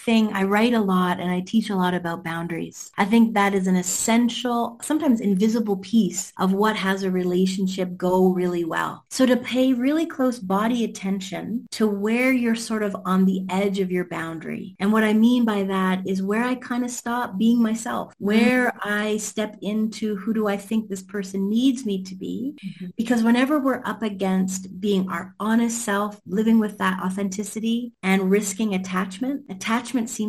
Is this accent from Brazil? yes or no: no; Canada; because I'm from Canada.